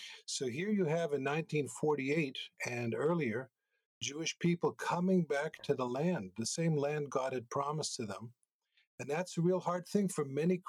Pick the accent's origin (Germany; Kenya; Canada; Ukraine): Canada; Montreal, Quebec; moved away as an adult; also born or lived in United States; now in Israel; I'm originally from Montreal, spent about 20 years there